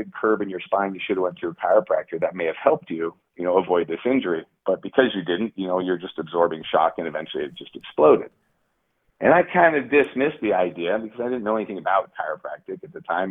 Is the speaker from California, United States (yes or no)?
no; Tempe, Arizona, United States; also born or lived in Detroit; my hometown, Tempe, Arizona